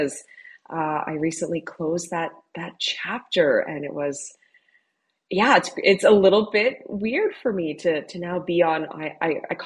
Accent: Southern Ontario, Canada; I grew up in Southern Ontario

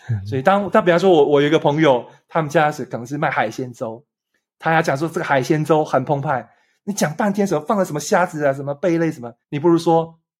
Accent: Taiwan; 我从一个台湾来的三十几岁

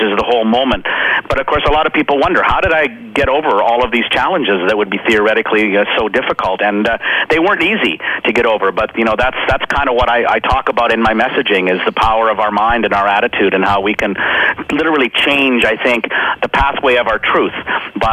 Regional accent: Saskatchewan, Canada; little small town Saskatchewan

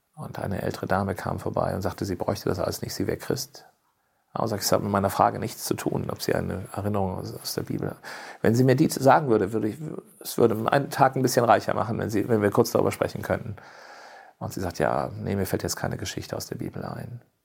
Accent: Cologne, North Rhine-Westphalia, Germany; moved away; also born or lived in rural area (unspecified); ich bin ja in Köln geboren und, und wenn ich auch auf dem Land groß, ländlicher groß geworden bin

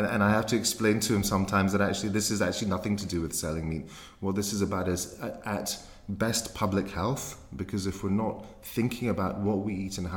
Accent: Glasgow, Scotland, United Kingdom; moved away as an adult; now in London, United Kingdom; as a young man growing up in Glasgow

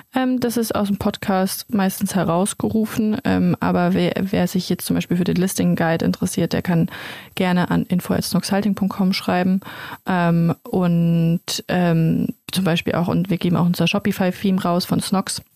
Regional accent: Germany; also born or lived in Mannheim; wir kommen alle aus der Region, keiner von uns kommt aus Mannheim

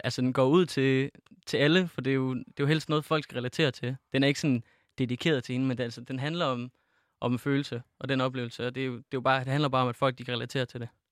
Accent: Feldballe, Central Denmark Region, Denmark; der er ikke nogen, der kender den lille by, jeg kommer fra, der hedder Fældballe

